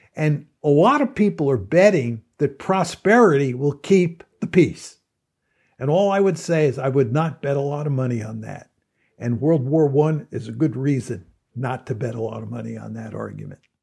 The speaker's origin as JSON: {"language": "English", "country": "United States", "said": "I'm an American"}